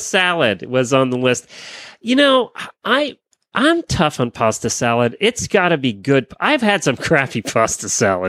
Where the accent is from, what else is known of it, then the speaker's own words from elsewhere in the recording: Pennsylvania, United States; now in Florida, United States; See, we were soda in Pennsylvania.